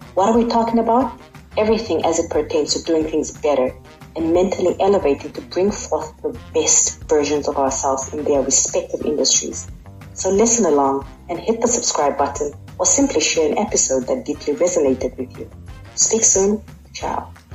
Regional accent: Namibia

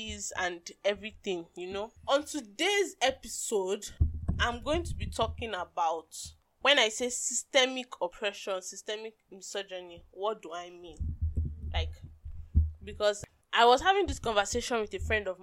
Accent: Nigeria; as a Nigerian woman

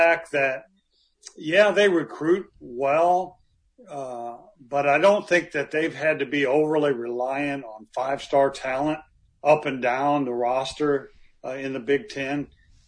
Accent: Midwest, United States; I'm from the Midwest, and basketball is just so appreciated and understood there.

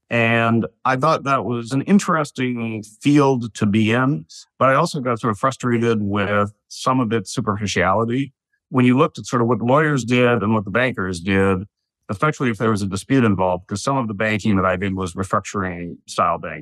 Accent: Toronto, Ontario, Canada; moved away as an adult; now in New York, United States; I'm Canadian. I grew up in Toronto

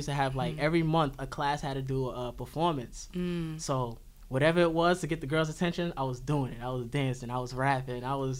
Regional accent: New York City, New York, United States; also born or lived in Bronx, New York / Astoria, Queens / Jamaica (ancestry); I was born in the Bronx. I don't know too much about the Bronx, but Cedric Ave, where, you know, hip-hop was started. Then I moved to Astoria. I don't know so much about Astoria. And then, you know, I got to Jamaica, Queens, South Ozone, 135 is where I was raised.

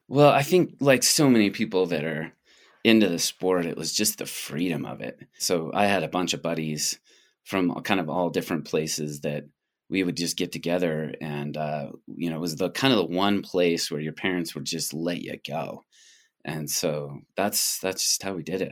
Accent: Boulder, Colorado, United States; also born or lived in Canada; now in Banff, Canada; I was born in Boulder.

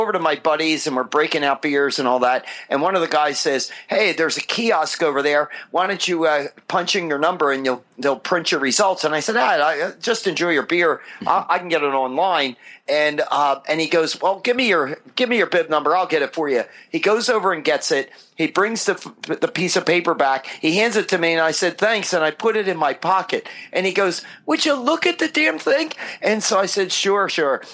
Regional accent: New Jersey, United States; moved away as an adult; also born or lived in Philadelphia, Pennsylvania / Wilmington, Delaware; now in Southern California, United States; I was born in Philly and raised in South Jersey

